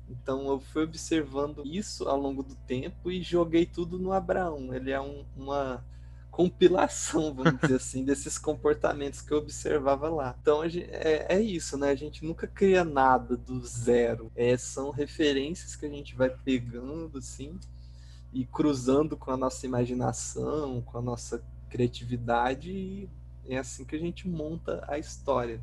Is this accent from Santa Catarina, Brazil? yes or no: no; Pontes e Lacerda, Mato Grosso, Brazil; moved away as an adult; also born or lived in Natal, Rio Grande do Norte; now in São Paulo, Brazil; eu nasci em Pontes Lacerda, né? Só que eu fui com quatro meses de idade para Natal, Rio ah. Grande do Norte. E aí lá eu fiquei até os oito anos. Depois eu voltei para Pontes da Lacerda e depois que eu me formei em letras lá em Pontes da Lacerda, eu vim para São Paulo